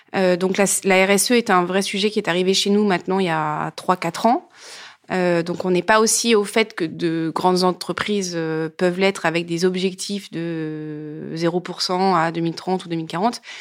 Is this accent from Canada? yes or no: no; Grenoble, Auvergne-Rhône-Alpes, France; Je viens de Grenoble, je viens donc du Dauphiné